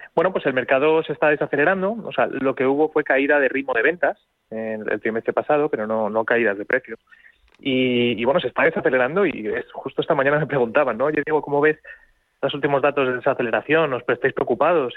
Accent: Spain

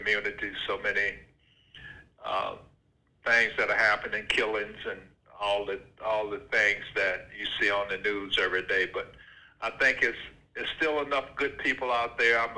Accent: Vidalia, Georgia, United States; moved away as an adult; I grew up on a farm in Georgia, in Vidalia, Georgia, youngest of 11 kids

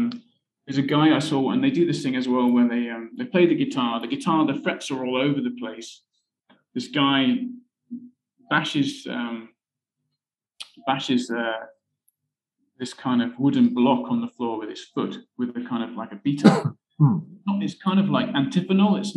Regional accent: Berkhamsted, East of England, United Kingdom; moved away as an adult; also born or lived in Newcastle; now in Vietnam; I'm from the south of England, from a town in Hertfordshire called Berkhamsted

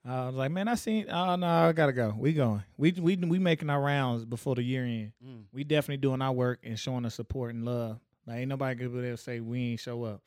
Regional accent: Tyler, Texas, United States; I'm from Tyler

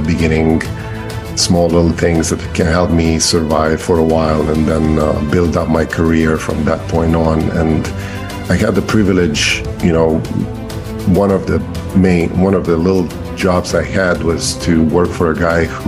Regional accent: Romania; English is a second language; moved away as an adult; now in Maryland, United States; I'm an immigrant from Romania. I came here when I was 28 years old

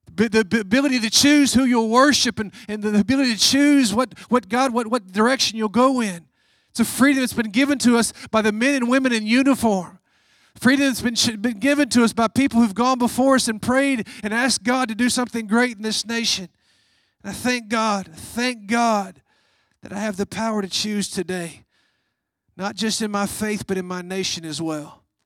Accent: United States; as an American

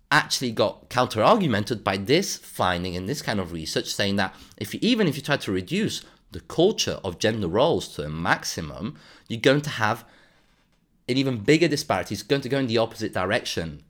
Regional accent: Andalusia, Spain; moved away; I come originally from Andalusia

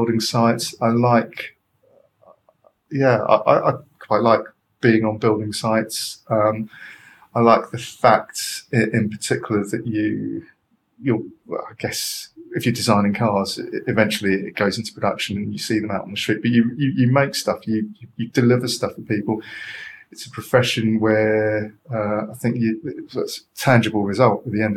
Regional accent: London, United Kingdom; also born or lived in Edinburgh; I'm a Londoner

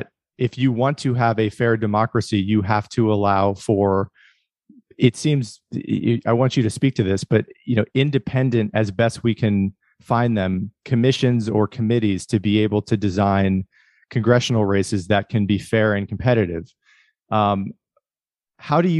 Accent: Erie, Pennsylvania, United States; moved away; also born or lived in California; I grew up in the Rust Belt in northwestern Pennsylvania

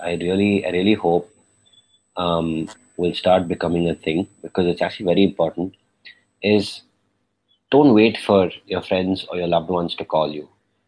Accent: Bangalore, Karnataka, India; Sakshi and I, Kannadigas, we're from Bangalore.

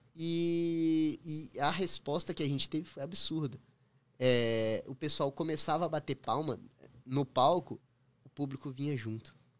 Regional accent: Brazil; moved away as an adult; now in Toronto, Canada; eu saí do Brasil

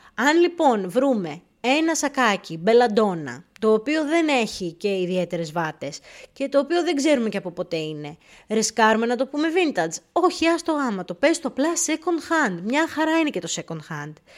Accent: Greece; moved away as an adult; now in England, United Kingdom; τελευταία φορά που έφυγα από την Ελλάδα πριν 7-8 χρόνια

